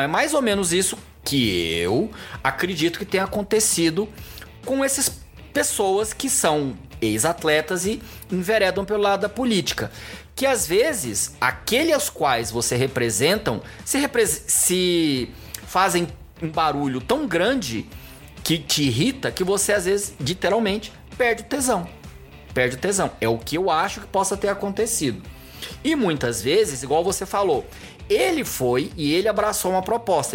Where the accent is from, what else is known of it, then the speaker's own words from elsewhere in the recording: Goiânia, Goiás, Brazil; moved away as an adult; now in São Paulo, Brazil; eu fui criado, maioria da minha vida, em Goiânia